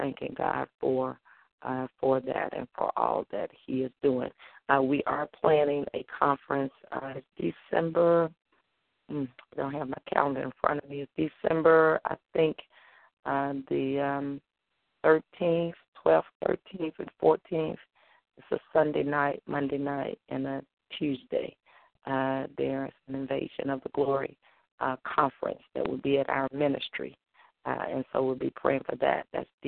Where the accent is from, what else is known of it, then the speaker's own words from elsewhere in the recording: Holly Grove, Arkansas, United States; moved away; my hometown, Holly Grove, Arkansas